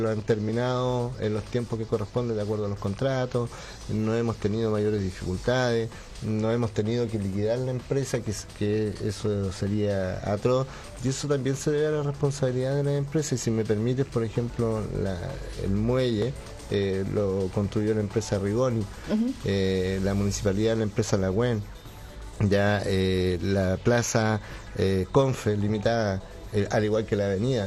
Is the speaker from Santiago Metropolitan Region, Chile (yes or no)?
no; Llanquihue, Los Lagos, Chile; yo soy nacido y criado en Yanquihue